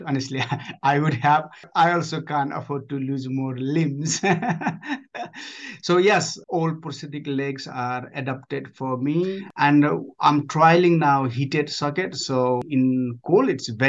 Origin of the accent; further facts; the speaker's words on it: Nepal; moved away as an adult; now in United Kingdom; I grew up in Nepal. I was born in Nepal. up to age of 19, and I joined British Army and moved up to moved to UK